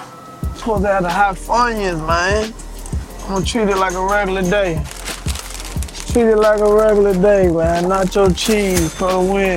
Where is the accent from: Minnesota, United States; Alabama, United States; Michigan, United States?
Alabama, United States; Huntsville; I'm from Huntsville, Alabama